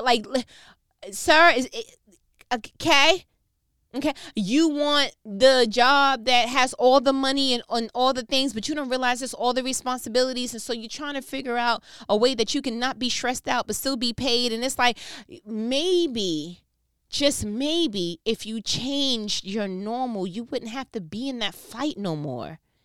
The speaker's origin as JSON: {"language": "English", "region": "New York", "country": "United States", "said": "I'm from New York"}